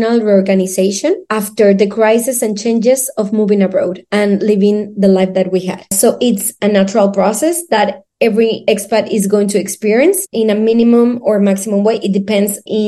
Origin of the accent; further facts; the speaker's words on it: Mexico City, Mexico; English is a second language; now in Seville, Spain; I'm from Mexico City